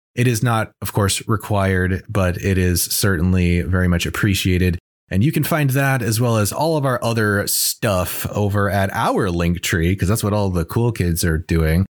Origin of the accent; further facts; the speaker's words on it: United States; as an American growing up in the early nineties